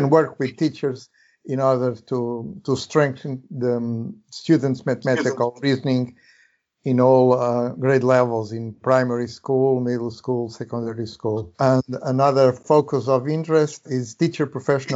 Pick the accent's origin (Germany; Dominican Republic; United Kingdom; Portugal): Portugal; also born or lived in United States; I'm from Portugal.